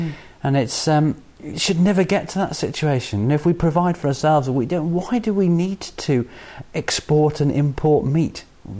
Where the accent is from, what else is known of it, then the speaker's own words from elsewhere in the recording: United Kingdom; I don't mean to say Irish. I often say English. I'm British, you know, definitely.